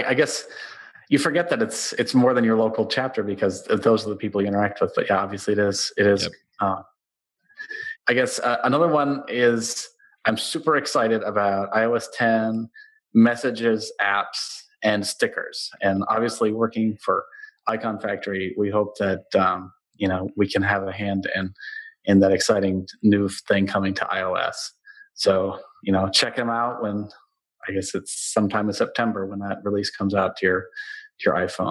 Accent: South Dakota, United States; it swims in the Missouri River in my home state of South Dakota, and that's where I found it.

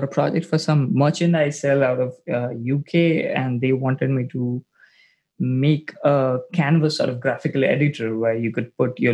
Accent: New Delhi, Delhi, India; Out of India, the capital city of India

